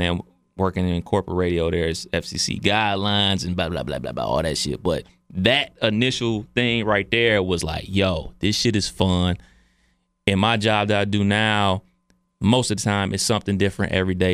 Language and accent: English; Cleveland, Ohio, United States; I was from Cleveland.